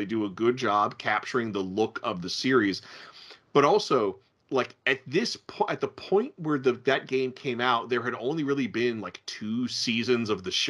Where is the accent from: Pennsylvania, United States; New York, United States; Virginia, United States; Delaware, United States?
Virginia, United States; Norfolk; my hometown of Norfolk, Virginia